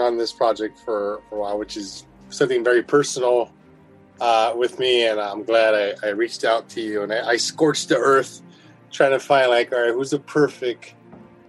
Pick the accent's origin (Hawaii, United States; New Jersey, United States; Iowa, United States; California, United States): California, United States; Los Angeles; I'm from Boyle Heights, East LA. So I grew up with all the murals